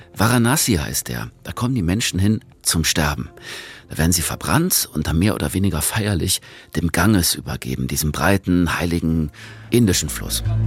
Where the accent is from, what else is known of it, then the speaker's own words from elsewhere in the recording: Germany; Bei uns in Deutschland